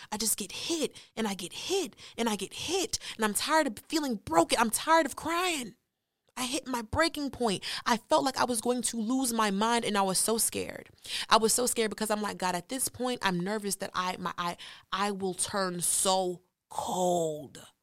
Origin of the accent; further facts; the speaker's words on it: Nigeria; I'm Nigerian